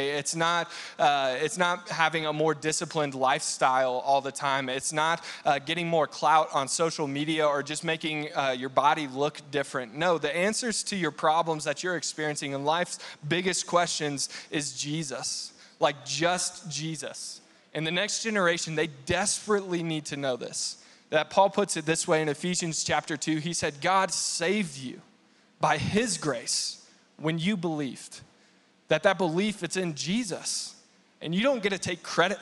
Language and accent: English; Texas, United States; now in Colorado Springs, United States; when I was growing up in Texas